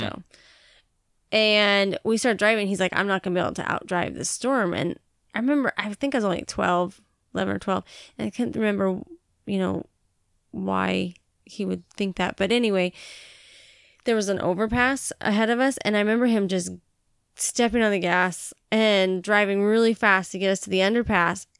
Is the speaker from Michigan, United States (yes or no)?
no; Montana, United States; also born or lived in Billings, Montana; now in Washington, United States; I grew up in Montana